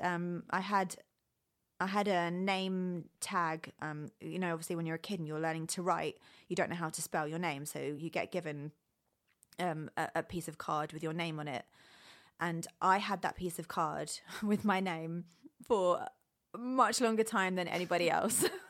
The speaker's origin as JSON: {"language": "English", "country": "United Kingdom", "tie": "born or raised there", "moved": "yes", "lives_now": "Los Angeles, United States", "said": "I was born and raised in the UK, and now I live"}